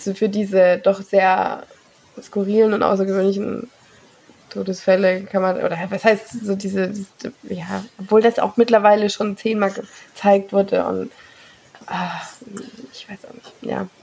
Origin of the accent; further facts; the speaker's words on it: Germany; bei uns in Deutschland